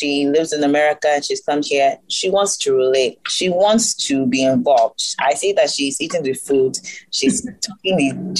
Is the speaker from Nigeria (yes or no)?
yes; Nigeria; because I'm Nigerian and because people identify me as Black, and again, because of my Nigerian upbringing